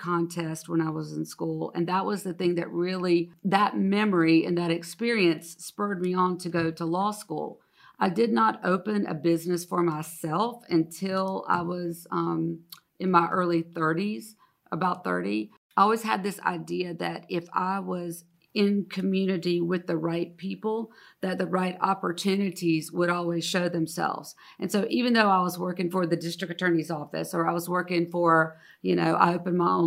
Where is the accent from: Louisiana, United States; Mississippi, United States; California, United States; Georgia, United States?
Georgia, United States; Moultrie; I was born in Moultrie, Georgia. I used to joke and say, I think I'm somehow related to everybody in Moultrie, Georgia in some form or fashion.